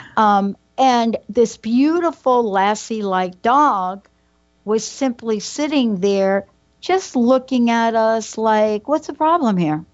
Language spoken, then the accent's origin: English; New York, United States; I'm a girl from New York.